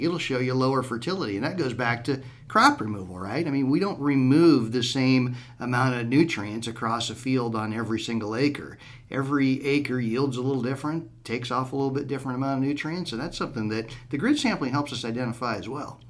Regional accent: Southwest Iowa, United States; growing up in Southwest Iowa, we've got a lot of limestone roads

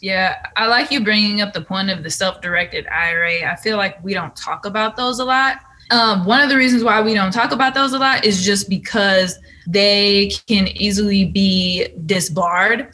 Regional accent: California, United States; moved away; I'm from California

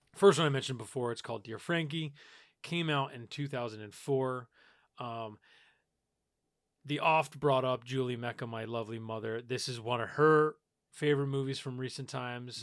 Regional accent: New York, United States; I grew up in New York

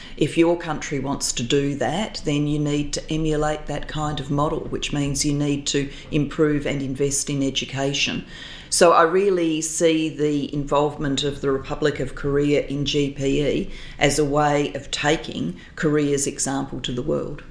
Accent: Adelaide, South Australia, Australia; moved away as an adult; post politics, I've returned to my hometown, to Adelaide

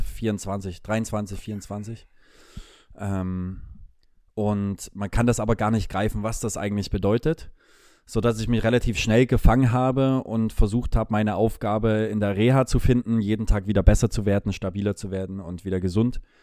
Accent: Leipzig, Saxony, Germany; moved away as an adult; also born or lived in Munich; ich liebe diese Stadt, meine Heimatstadt

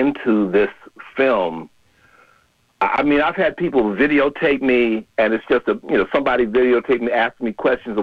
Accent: Chicago, Illinois, United States; now in San Francisco Bay Area, United States; I'm originally from Chicago

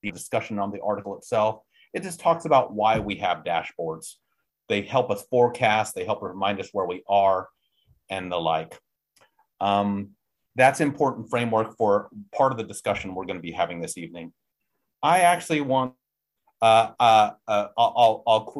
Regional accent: Texas, United States; I'm a Texan.

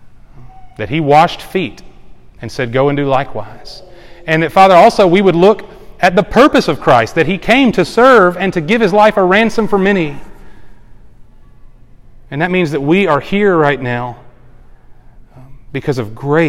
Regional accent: the Bible Belt, the South, United States; I grew up in the South in the Bible Belt, just like most of us did

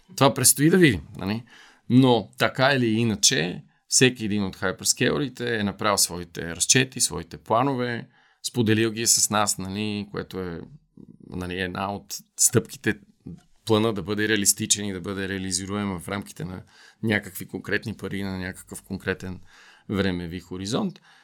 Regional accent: Bulgaria; като българи сме много горди

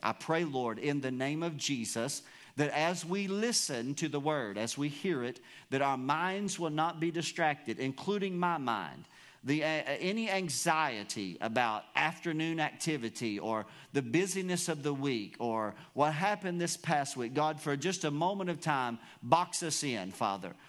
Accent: United States; You and I, as American citizens

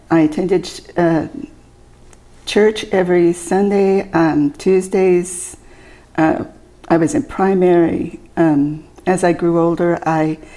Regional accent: Maysville, Arkansas, United States; born there; also born or lived in Idaho / Utah; Actually, I was born in Maysville, Arkansas.

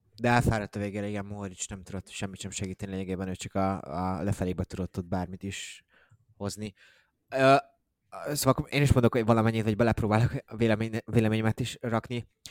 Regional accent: Hungary

